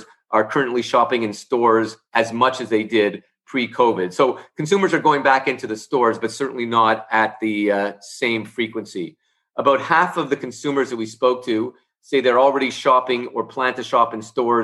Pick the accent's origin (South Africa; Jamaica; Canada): Canada; also born or lived in Montreal; I'm based in Canada, and as a Canadian